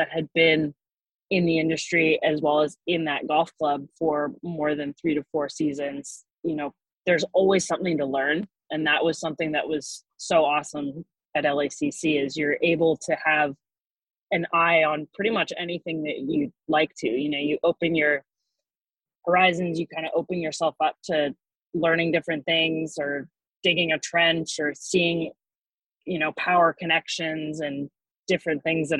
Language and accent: English; Pacific Northwest, United States; Growing up in the Pacific Northwest, I don't think I could have guessed that I would be working in a warm climate with warm season grasses.